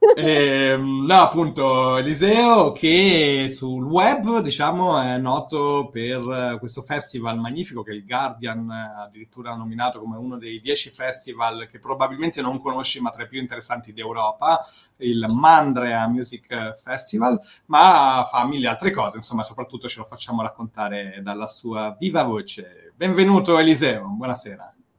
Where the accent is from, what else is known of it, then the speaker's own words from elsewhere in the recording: Rome, Lazio, Italy; now in Liguria, Italy; sono cresciuto a Roma